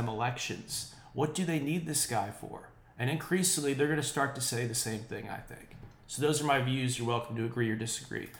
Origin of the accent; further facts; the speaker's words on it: United States; my home state